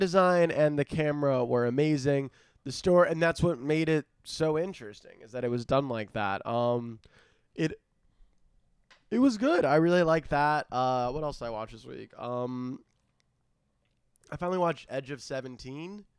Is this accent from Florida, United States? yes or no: yes; South Florida, United States; moved away; I'm from South Florida